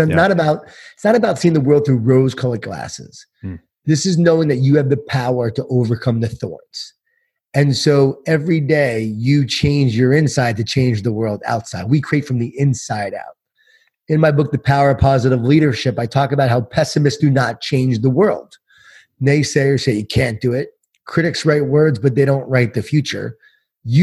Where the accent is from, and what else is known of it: Long Island, New York, United States; born or raised there